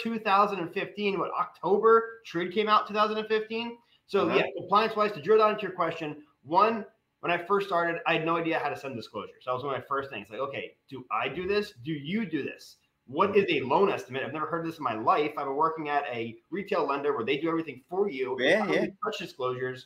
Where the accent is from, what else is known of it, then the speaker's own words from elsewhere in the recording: Westchester, New York, United States; moved away as an adult; also born or lived in North Jersey; now in Pittsburgh, United States; I grew up in Westchester. I was in North Jersey